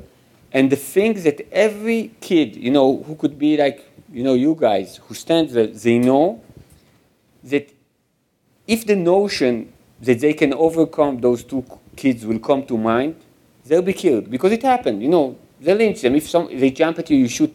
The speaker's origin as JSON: {"language": "English", "country": "Israel", "tie": "born or raised there", "said": "growing up in Israel and being the son of a Holocaust survivor"}